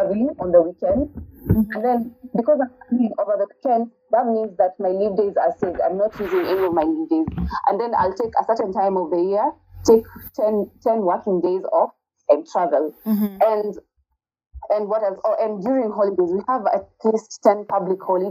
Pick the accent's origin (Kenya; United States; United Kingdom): Kenya; accent: Kenyan; for me as a Kenyan